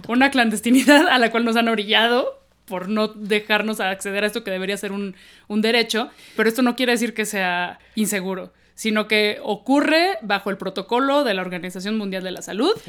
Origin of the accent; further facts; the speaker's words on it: Mexico City, Mexico; aquí somos chilangas horribles